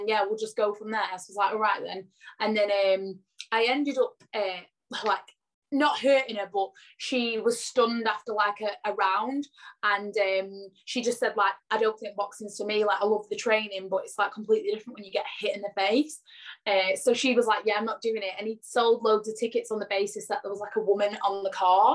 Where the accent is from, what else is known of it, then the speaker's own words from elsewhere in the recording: Blackpool, North West England, United Kingdom; I am from Blackpool in UK, Lancashire, but all my family is like Yorkshire